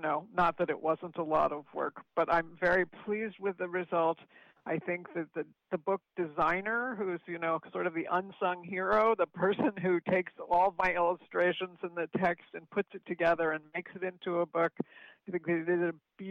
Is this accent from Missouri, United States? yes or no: no; Chatham, New Jersey, United States; also born or lived in Palo Alto, California; I was born in California, in Palo Alto, and I was raised in Chatham, New Jersey, where I still live.